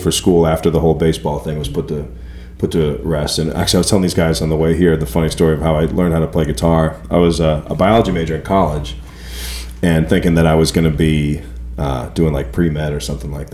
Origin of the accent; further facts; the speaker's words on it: Sandwich, Massachusetts, United States; moved away as an adult; now in Nashville, United States; Cape Cod, Massachusetts, specifically Sandwich, Massachusetts is the name of my hometown